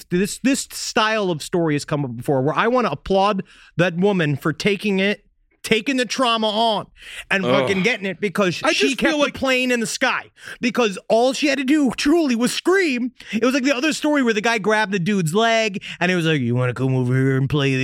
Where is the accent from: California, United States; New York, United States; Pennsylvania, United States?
New York, United States; I know we're from New York.